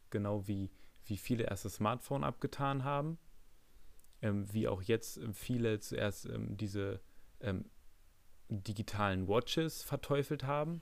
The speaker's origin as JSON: {"language": "German", "country": "Germany", "said": "für mich als Deutscher"}